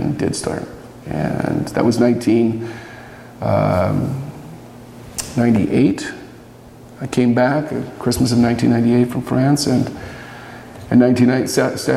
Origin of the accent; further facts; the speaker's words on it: Bend, Oregon, United States; I'm from Oregon. I grew up in Bend